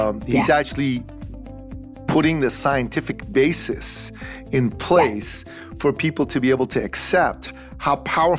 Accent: Iran; now in United States; So like me, you're an immigrant. I come from Iran.

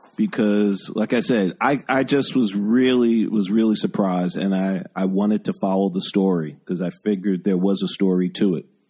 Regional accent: New York City, New York, United States; also born or lived in West Village / Bronx / Brooklyn; I'm native New Yorker as well.

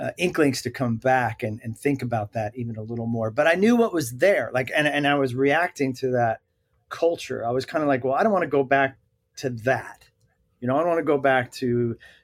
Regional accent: Bergen County, New Jersey, United States; I'm a Bergen County kid of New Jersey. And so I stared at those twin towers like my whole life

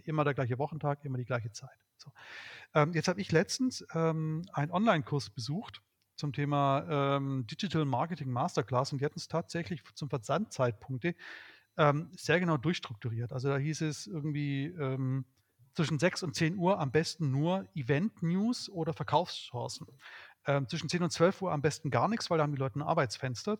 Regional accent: Swabia, Baden-Württemberg, Germany; ich bin Schwabe

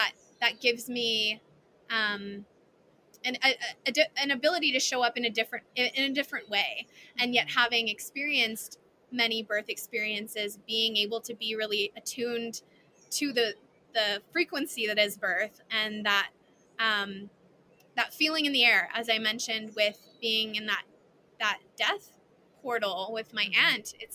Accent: Canada; I'm Canadian

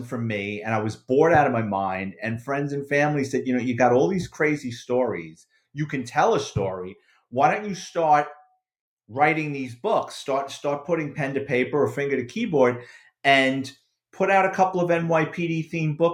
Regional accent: New York City, New York, United States; that's my childhood, basically, growing up in the Bronx

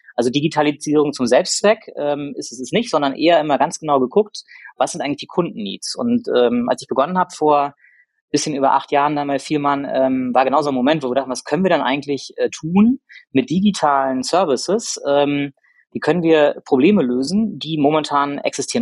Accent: Rostock, Mecklenburg-Vorpommern, Germany; moved away as an adult; also born or lived in Hamburg; ich bin gebürtiger Rostocker

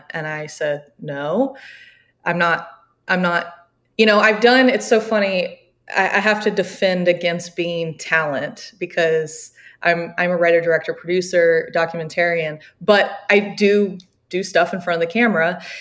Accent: the South, United States; And we were sitting there and I'm looking at the map because I'm from the South, so I don't really know that part of the country very well.

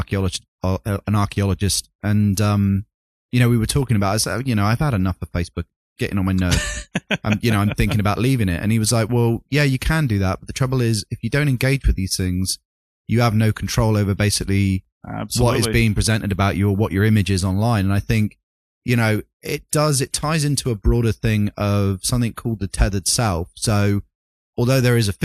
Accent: United Kingdom; I'm British

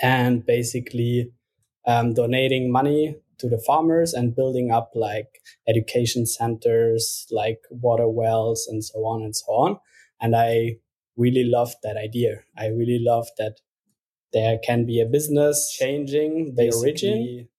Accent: Luxembourg; moved away as an adult; now in Berlin, Germany; I'm originally from Luxembourg

